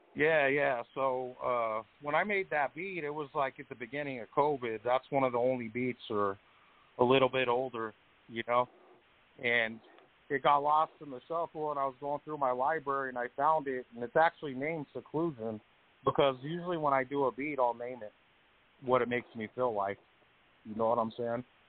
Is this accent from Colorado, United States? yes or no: yes; Colorado, United States; I'm from Colorado